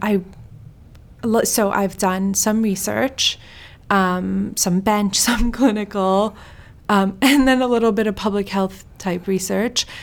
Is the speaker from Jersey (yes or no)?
no; Sweden; moved away; also born or lived in Iran; I'm Iranian. I was born in Sweden